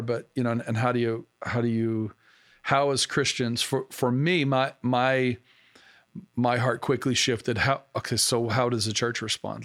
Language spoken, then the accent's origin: English; Arkansas, United States; now in Pennsylvania, United States; I grew up in the South and, uh, in Arkansas